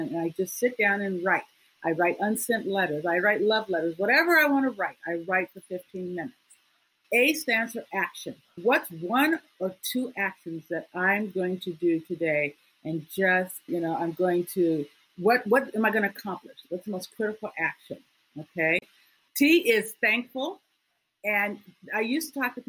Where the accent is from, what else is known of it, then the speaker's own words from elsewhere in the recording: Iowa, United States; I grew up in Iowa